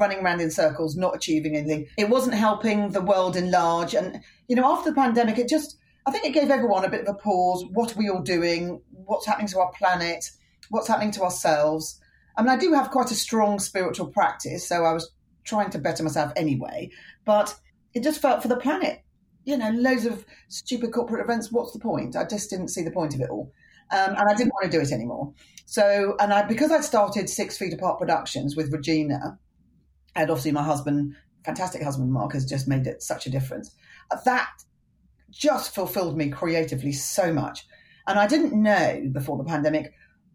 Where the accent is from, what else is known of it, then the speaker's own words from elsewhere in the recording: United Kingdom; accent: British; moved away as an adult; now in California, United States; I've got this charming British accent